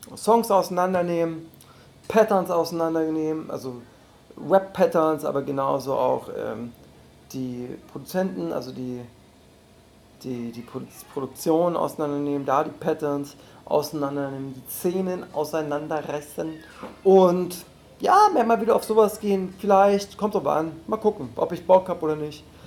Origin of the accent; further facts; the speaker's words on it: Dessau, Saxony-Anhalt, Germany; now in Berlin, Germany; in meiner Heimatstadt Dessau